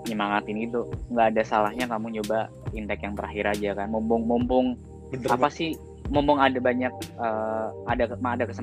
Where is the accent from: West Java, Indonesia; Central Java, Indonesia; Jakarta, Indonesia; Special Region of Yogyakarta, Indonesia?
Special Region of Yogyakarta, Indonesia; Yogyakarta; apa sebagai orang Jogja masuk UGM tuh kayak sebuah achievement